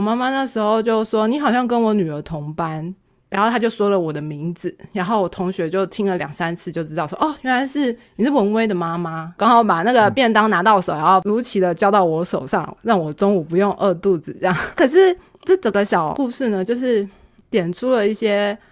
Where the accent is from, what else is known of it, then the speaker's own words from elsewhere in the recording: Taiwan; 我们小孩子 在台湾这个环境下长大，我们说中文不会有任何口音